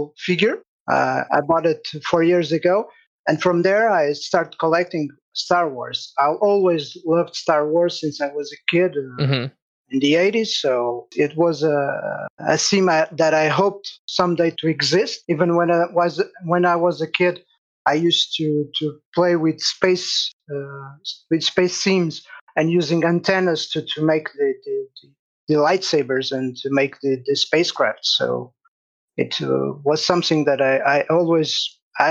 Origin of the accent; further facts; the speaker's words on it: Castelo Branco, Centro, Portugal; I'm from Portugal, from a little city called Castelo Branco in the center of Portugal